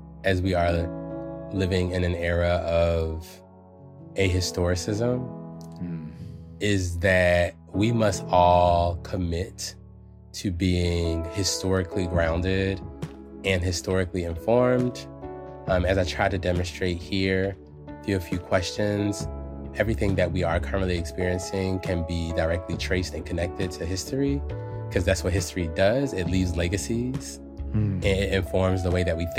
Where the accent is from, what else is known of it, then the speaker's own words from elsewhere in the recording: Philadelphia, Pennsylvania, United States; moved away; also born or lived in Amherst, Massachusetts; my hometown of Philadelphia